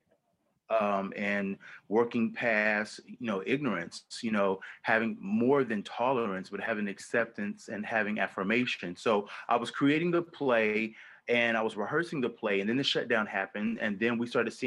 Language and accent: English; the South, United States; my own self as a queer Black man growing up in the South